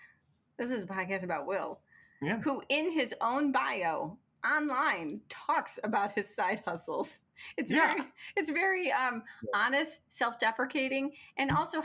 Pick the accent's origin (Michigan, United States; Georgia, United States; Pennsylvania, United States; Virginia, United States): Michigan, United States; accent: Michigan; moved away as an adult; now in Los Angeles, United States; I'm from Michigan.